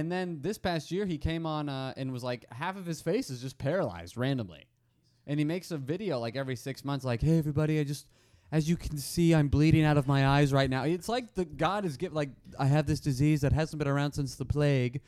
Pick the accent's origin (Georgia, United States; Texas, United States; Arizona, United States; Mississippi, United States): Arizona, United States; I'm from Arizona